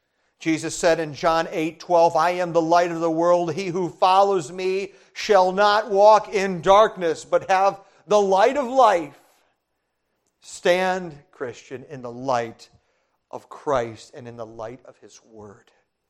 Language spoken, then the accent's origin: English; Brazil; I was an MK, that means a missionary kid. I grew up in Brazil